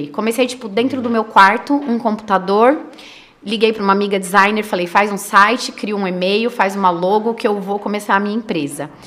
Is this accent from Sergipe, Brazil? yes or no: no; São Paulo, Brazil; born there; nasci em São Paulo, né? Só para voltar um pouquinho